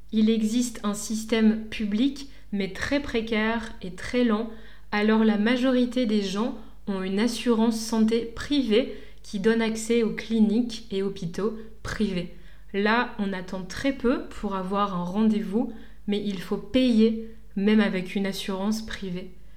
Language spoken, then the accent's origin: French; France; moved away as an adult; now in Lisbon, Portugal; je suis française mais que j'habite au Portugal